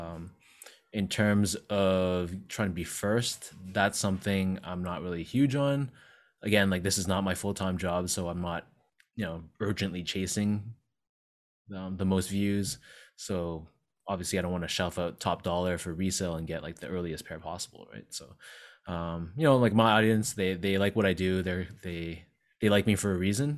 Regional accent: Toronto, Ontario, Canada; we born and raised in Toronto

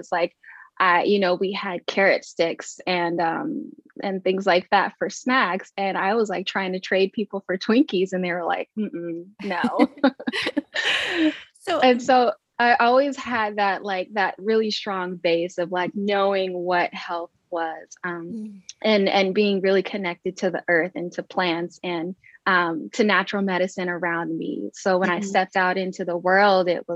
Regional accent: Long Beach, California, United States; I grew up in Long Beach, California

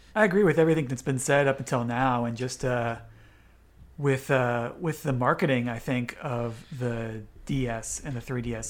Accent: United States; I'm an American

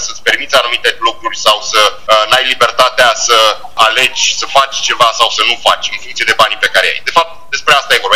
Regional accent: Romania; moved away as an adult; now in United States; sunt mai mult român decât american, pentru că acolo m-am născut și acolo mi-am trăit uh, copilăria și o mare parte din tinerețe

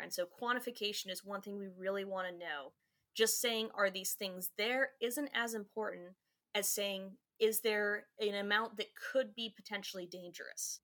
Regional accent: Goldvein, Virginia, United States; Fauquier County, in a really small town

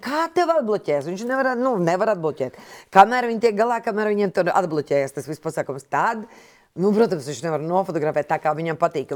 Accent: Jaunpils, Latvia; moved away; es nāku no laukiem, no Jaunpils.

